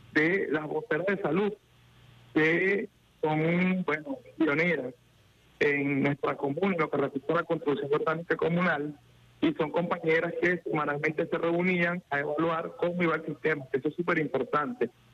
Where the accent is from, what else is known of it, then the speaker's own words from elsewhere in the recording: Venezuela; tenemos como pueblo venezolano